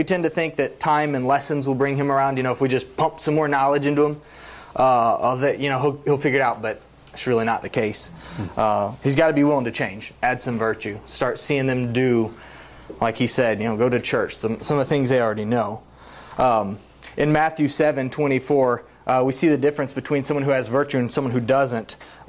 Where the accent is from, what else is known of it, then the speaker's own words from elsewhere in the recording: Mexico; There was a guy in Mexico. I grew up in Mexico, a missionary kid. When I refer to Mexico, that's what I'm talking about.